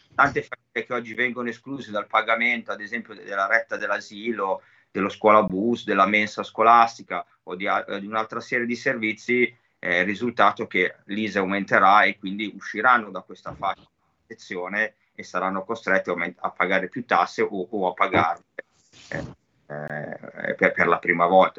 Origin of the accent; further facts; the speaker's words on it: Cinisello Balsamo, Lombardy, Italy; Io sono di Cinisello, Cinisello è il centro Covid di tutto il nord Milano